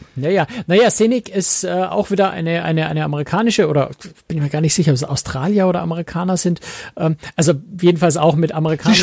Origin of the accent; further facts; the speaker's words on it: Germany; als Europäer, als Deutscher